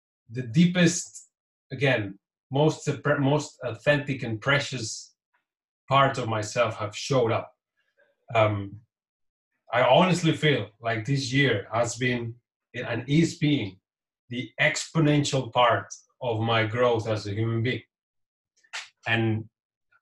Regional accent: Catalonia, Spain; first language Catalan; English is a second language; My mother tongue is Catalan, which is a language different from Spanish, very similar, but there are two different languages.

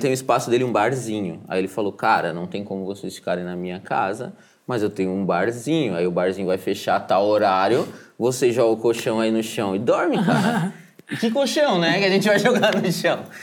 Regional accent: Joinville, Santa Catarina, Brazil; nós somos de Joinville

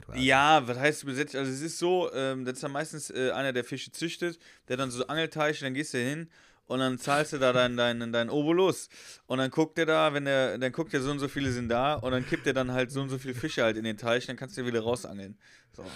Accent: Westerwald, Rhineland-Palatinate, Germany; also born or lived in Heidelberg; now in Cologne, Germany; ich wohne ja in Köln mittlerweile, also schon länger. Ja. Und ja. ich habe ja auch in Heidelberg gewohnt und ich komme ursprünglich aus dem Westerwald

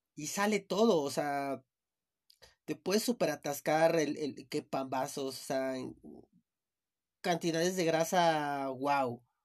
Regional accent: Chiapas, Mexico; now in Mexico City, Mexico; yo soy de Chiapas

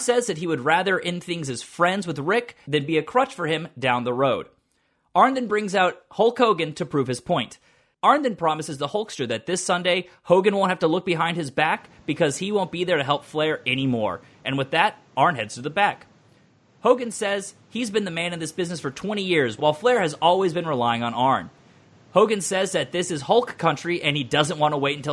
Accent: Atlanta, Georgia, United States; now in New York, United States; growing up in Atlanta, when I lived in downtown Atlanta

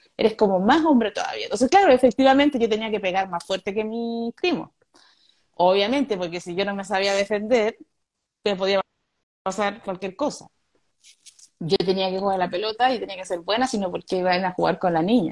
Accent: Conchalí, Santiago Metropolitan Region, Chile; also born or lived in Ñuñoa; yo viví en Conchalí hasta los 10 años

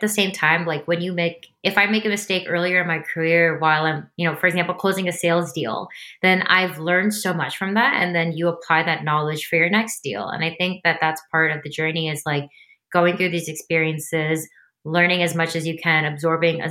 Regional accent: New Jersey, United States; I was born and raised in New Jersey

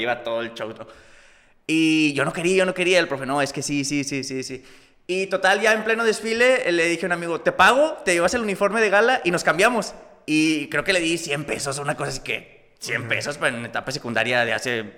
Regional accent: Múzquiz, Coahuila, Mexico; also born or lived in United States / Mexico City; yo nací en, en, en Palauco, Huila en ahí, municipio de Musquis, y pues toda la vida viviendo allá.

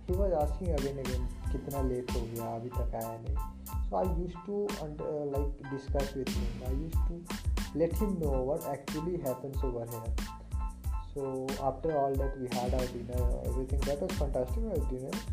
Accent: Bihar, India; also born or lived in Mumbai / Pune; basically मैं बिहार से हूँ मतलब bot and born of Bihar but right रहा हूँ डिसाइडिंग मुंबई तो पुणे में बहुत जगह रहा

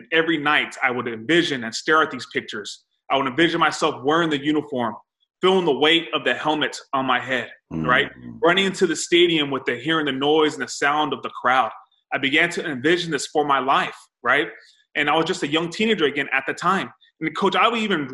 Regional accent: Salinas Valley, Monterey County, Central California, United States; So I'm from California. I'm Central California in the Monterey County. I grew up in the valley. It's called the Salinas Valley

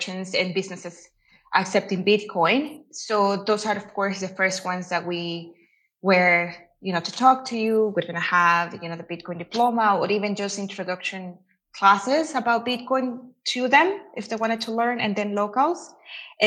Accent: El Salvador; moved away as an adult; now in Guatemala; I'm Salvadorian. Yeah, I was born and raised in El Salvador.

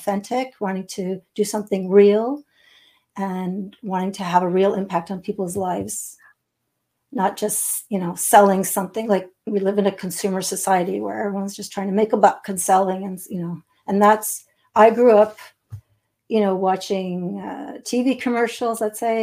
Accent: Montreal, Quebec, Canada; now in Eastern Townships, Canada; So I'm not far from Montreal. That's my hometown.

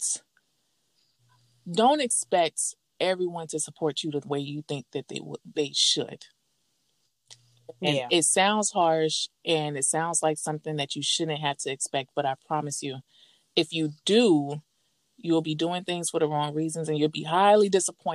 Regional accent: the South, United States; I'm from the South

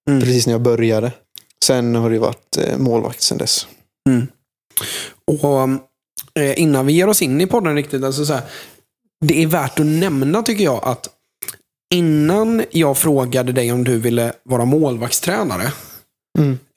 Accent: Jönköping, Jönköping County, Sweden; Eh, men för de som är från Jönköping. Alltså, jag känner mig så jäkla hemma på Hovet.

